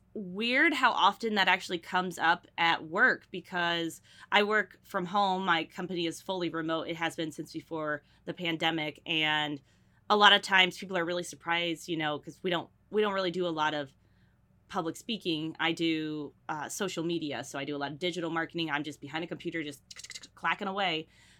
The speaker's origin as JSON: {"language": "English", "region": "North Carolina", "country": "United States", "tie": "born or raised there", "also_born_or_lived": "Burlington, Connecticut", "said": "I currently reside in North Carolina, just south of Raleigh. I've lived here most of my life, but I was born in Connecticut, specifically Burlington, Connecticut. But we moved down here when I was like 2 years old."}